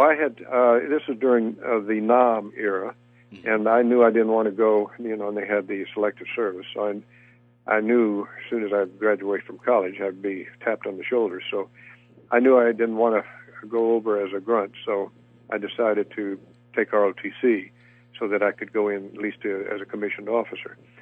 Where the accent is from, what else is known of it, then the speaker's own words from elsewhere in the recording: Montgomery, Alabama, United States; moved away; I was raised in Montgomery, Alabama